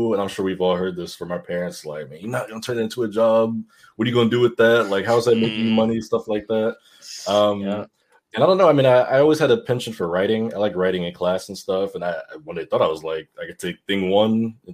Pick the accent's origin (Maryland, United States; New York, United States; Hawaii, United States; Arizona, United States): Maryland, United States; Glen Burnie; also born or lived in Harford County, Maryland; I grew up in Glen Burnie